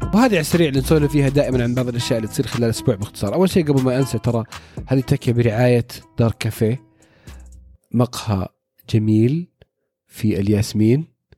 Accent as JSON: {"language": "Arabic", "country": "Saudi Arabia", "said": "عندنا في السعودية"}